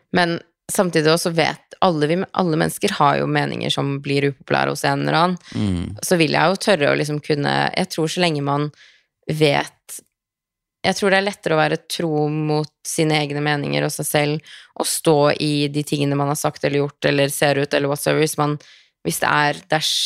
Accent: Norway; also born or lived in Los Angeles, United States; hjemme i Norge

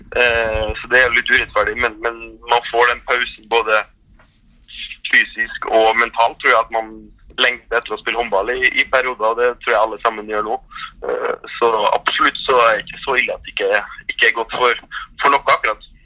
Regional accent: Trondheim, Trøndelag, Norway; moved away as an adult; now in Paris, France; være hjemme i Trondheim med familien

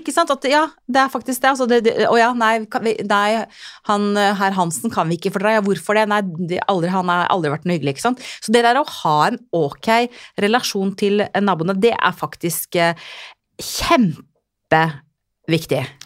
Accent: Finnmark, Norway; now in Southern Norway; jeg er jo finnmarking

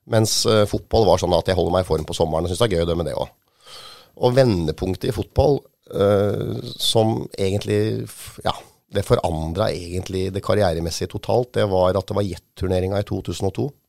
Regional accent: Hamar, Innlandet, Norway; jeg vokste jo opp på Hamar i Solhellinga

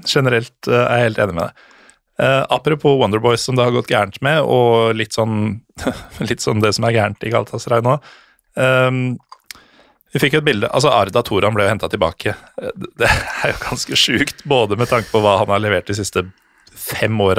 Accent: Norway; som jo er en helt enorm kontrast for meg som nordmann. Da. Som eh, når jeg går rundt i Lillestrøm

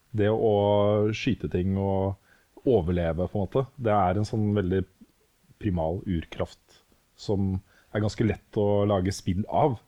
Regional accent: Norway; vi er født og oppvokst i Norge

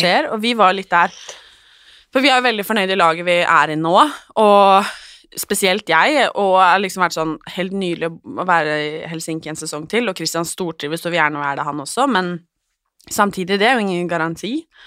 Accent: Oslo, Norway; jag är hemma i Oslo igen

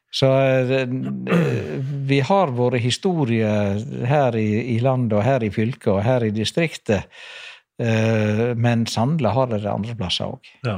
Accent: Norway; moved away; also born or lived in Skogneset lighthouse; jeg vokste opp på Kloknes fyr. Faren min var fyrmester. Jeg vokste opp på to av fyrene der oppe

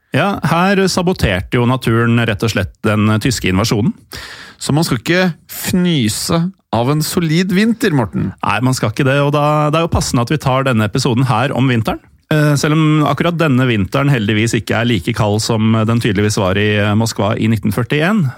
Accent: Norway; also born or lived in Oslo; vi er jo nordmenn, eller delvis

